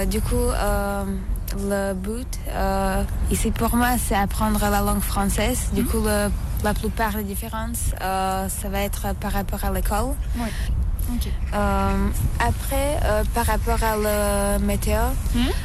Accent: Košice, Košice Region, Slovakia; French is a second language; moved away as an adult; now in Valence, France; je suis slovaque, euh, je viens de Slovaquie, euh, plus précisément d'une euh, petite ville qui s'appelle Košice. Et maintenant, je étudie en France, à Valence, pendant l'année scolaire

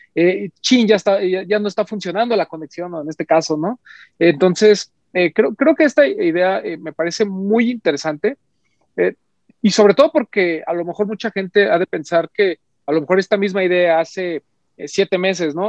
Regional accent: Mexico City, Mexico; a nosotros como, como, parte de, la Ciudad de México, vamos a decirlo así, y como mexicanos en general

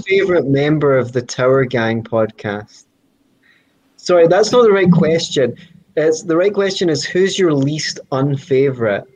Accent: Scotland, United Kingdom; I'm Scottish

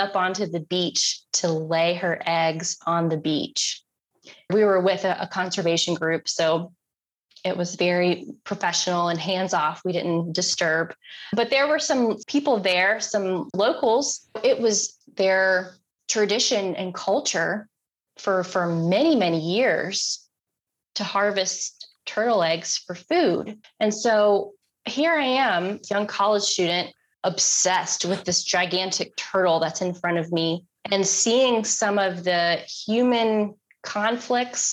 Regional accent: Concord, North Carolina, United States; I grew up in Concord, right outside of Charlotte.

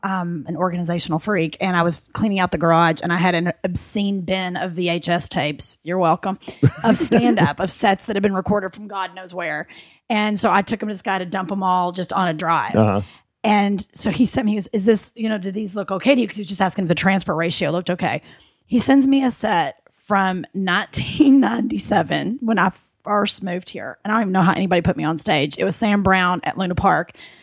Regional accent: United Kingdom; Like I was a weird British actor fighting my accent.

